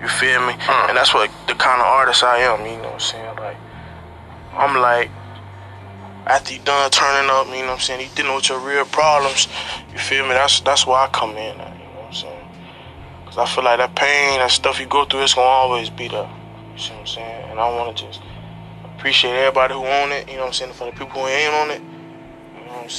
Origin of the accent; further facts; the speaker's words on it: St. Petersburg, Florida, United States; I'm from St. Peter, so a small place